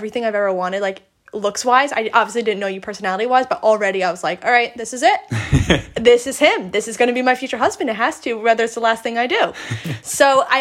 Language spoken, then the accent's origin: English; Long Island, New York, United States; I'm from Long Island in New York